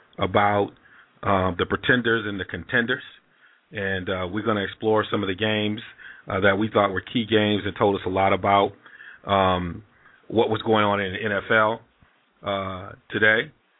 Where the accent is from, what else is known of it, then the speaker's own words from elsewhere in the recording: Ann Arbor, Michigan, United States; I'm from Ann Arbor. I always say that. Ann Arbor, Detroit's different. But I'm from Southeast. We used to be 313. They changed it to 734.